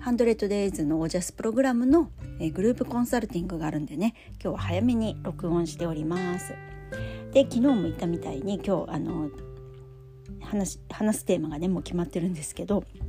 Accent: Funabashi, Chiba, Japan; 地元千葉からそれも船橋市から

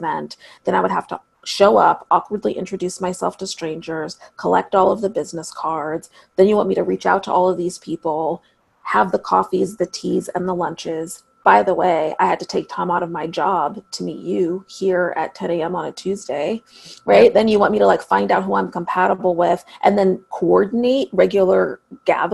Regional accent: Seattle, Washington, United States; a really special place in my hometown called Seattle Girls School

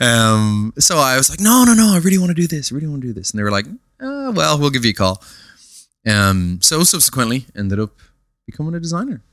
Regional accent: Dublin, Leinster, Ireland; I was brought up in a place called, uh, Papintree in Ballymun

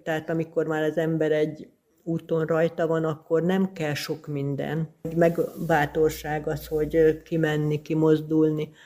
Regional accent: Hungary; also born or lived in Kisbér, Hungary / Győr, Hungary; now in Tatabánya, Hungary; falusi környezetben nőttem föl, aztán a gimnázium évek az kisbérem volt

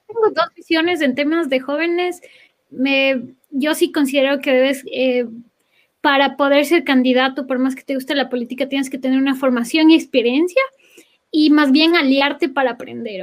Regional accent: Ecuador; moved away as an adult

